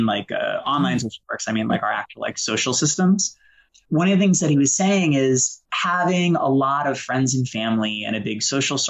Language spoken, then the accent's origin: English; Boston, Massachusetts, United States; I grew up in Boston with a single alcoholic mom